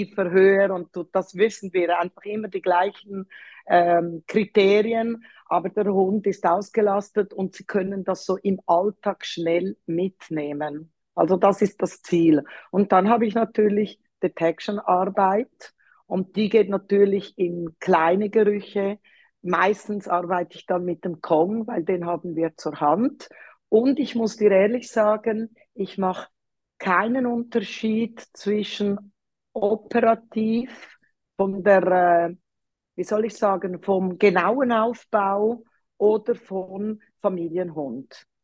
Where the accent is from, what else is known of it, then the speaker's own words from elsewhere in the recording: Zurich, Switzerland; ich bin in Zürich aufgewachsen, darum spreche ich auch Deutsch und habe mich dann mit einem Tessiner äh, verheiratet